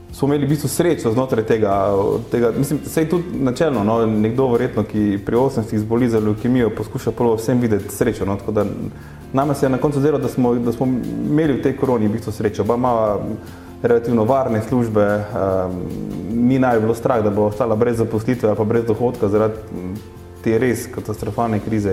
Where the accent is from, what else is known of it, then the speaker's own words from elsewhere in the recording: Carinthia, Slovenia; v osnovi izhajam iz Koroške